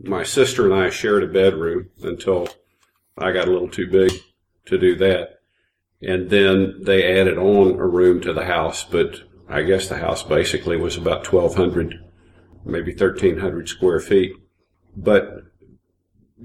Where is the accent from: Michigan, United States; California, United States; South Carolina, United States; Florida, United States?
Florida, United States; Tampa; moved away as an adult; also born or lived in New Orleans, Louisiana / Atlanta, Georgia; I was born in New Orleans, but I was raised in Tampa, Florida, and went to college in Atlanta at Georgia Tech, and have spent most of my life in the Southeast.